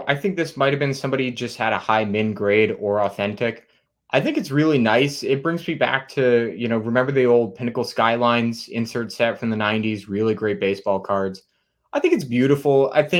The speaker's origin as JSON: {"language": "English", "region": "New England", "country": "United States", "said": "I'm from New England."}